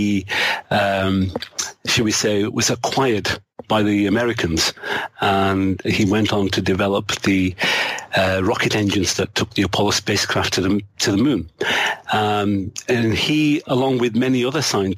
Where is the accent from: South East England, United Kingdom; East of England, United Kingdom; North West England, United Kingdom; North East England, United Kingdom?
North West England, United Kingdom; Manchester; an area of Manchester where I grew up.